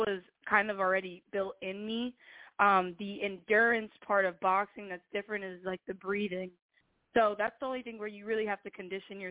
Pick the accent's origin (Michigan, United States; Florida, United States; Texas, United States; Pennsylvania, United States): Pennsylvania, United States; Whitehall; also born or lived in Allentown; I grew up in Whitehall